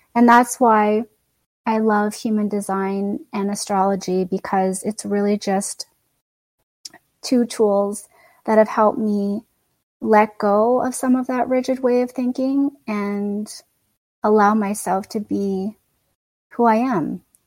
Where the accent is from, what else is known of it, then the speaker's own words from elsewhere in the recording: Canada; I'm Canadian born and raised.